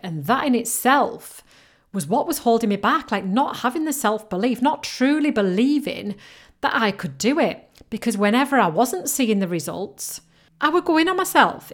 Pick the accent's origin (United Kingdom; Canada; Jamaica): United Kingdom; accent: mixture between Yorkshire and Geordie; I come from and I live right in between Leeds and Newcastle, but right on the coast. So my accent is a little bit of a mixture between Yorkshire and Geordie